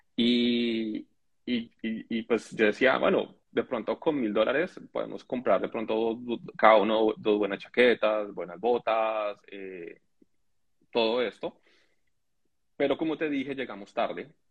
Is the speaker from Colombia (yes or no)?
yes; Colombia; moved away as an adult; now in Canada; yo soy colombiano, mis eh, mi y yo somos colombianos